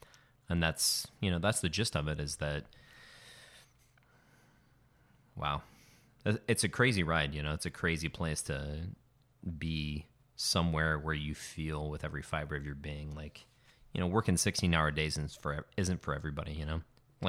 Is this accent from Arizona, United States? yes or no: yes; Phoenix, Arizona, United States; moved away; also born or lived in Tucson / St. Louis; So I was born in Tucson and... I grew up a little bit in Phoenix, and then I moved to the Midwest for a bit and lived in St. Louis for a number of years